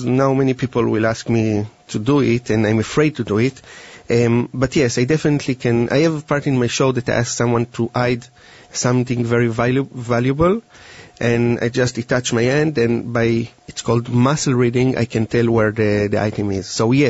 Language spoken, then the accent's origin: English; Israel; moved away; And I came from Israel 10 years ago, and I used to work a little bit with the police, but mostly with a business corporation.